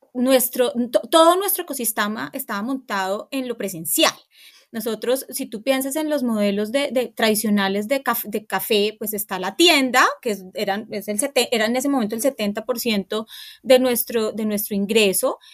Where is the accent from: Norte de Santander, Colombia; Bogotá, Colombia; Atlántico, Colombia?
Bogotá, Colombia; Yo crecí en Guaymaral